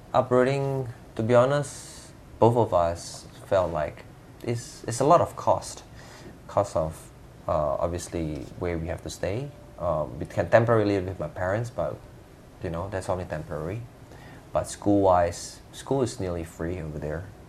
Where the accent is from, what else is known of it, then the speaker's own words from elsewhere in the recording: Jakarta, Indonesia; now in Perth, Australia; I'm originally from Jakarta, Jordan's cousin. I moved to Australia back in uh, 2002